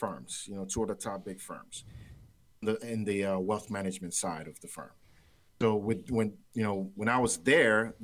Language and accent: English; Nigeria; I'm Nigerian, right? I'm Nigerian